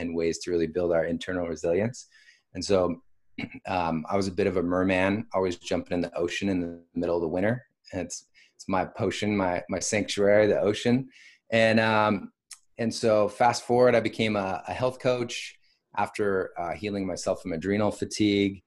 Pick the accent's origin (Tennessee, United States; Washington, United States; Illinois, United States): Washington, United States; also born or lived in Bay Area, California; now in Austin, United States; I'm from Washington State originally, had a pretty big family